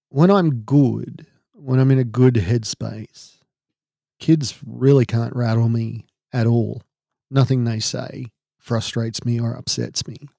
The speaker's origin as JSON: {"language": "English", "country": "Australia", "said": "we're Australian"}